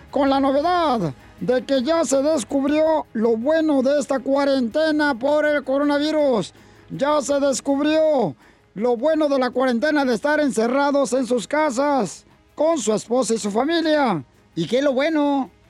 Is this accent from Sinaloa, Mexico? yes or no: yes; Guasave, Sinaloa, Mexico; Ay, yo soy de Guasave, comadre, un alito de ahí de Atijizaya donde tú eres.